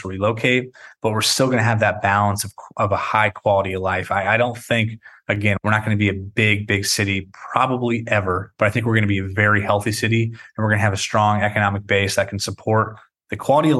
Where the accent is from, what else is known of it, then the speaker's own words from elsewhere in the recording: Weaverville, California, United States; now in Redding, United States; I grew up in Weaverville, so just an hour west of here.